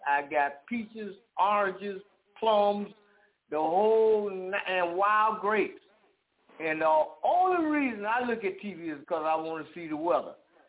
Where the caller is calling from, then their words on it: Jacksonville, Florida, United States; I'm calling out of Jacksonville, Florida.